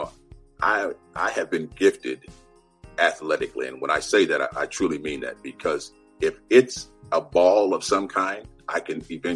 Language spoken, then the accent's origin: English; Southern California, United States; moved away as an adult; also born or lived in Guthrie, Oklahoma; now in Washington, D.C., United States; I grew up in California, Southern California